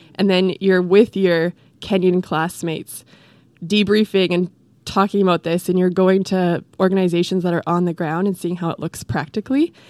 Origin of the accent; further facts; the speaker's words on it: Edmonton, Alberta, Canada; now in Vancouver, Canada; I'm from Alberta, Edmonton